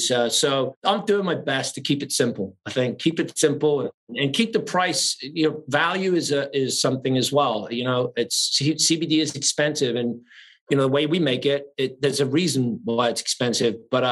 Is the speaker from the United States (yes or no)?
no; England, United Kingdom; moved away; I came from England with nothing 30 years ago.